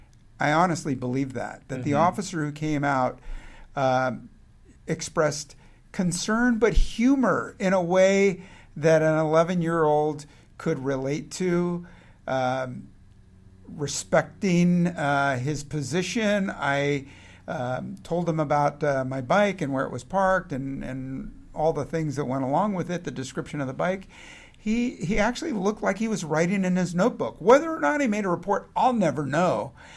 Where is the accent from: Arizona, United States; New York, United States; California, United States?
California, United States; San Francisco; as I grew up in San Francisco and out and got interested in criminal justice classes.